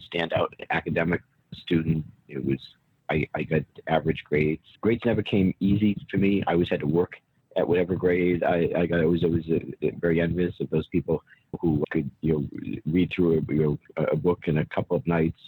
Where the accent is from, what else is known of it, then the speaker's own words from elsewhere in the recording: Warwick, Rhode Island, United States; Warwick, Rhode Island is my hometown. Born and raised there. I still live in Warwick.